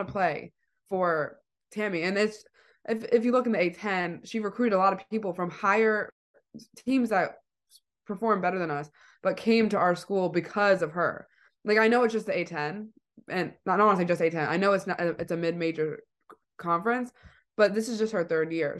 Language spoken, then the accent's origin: English; East Providence, Rhode Island, United States; I'm from East Providence